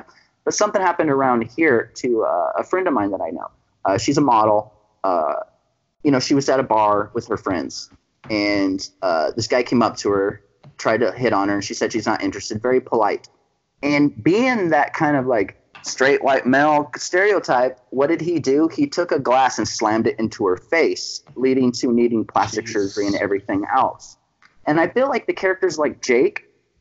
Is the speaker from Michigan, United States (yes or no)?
no; Central Valley of California, United States; I was born and raised in California. I lived here my entire life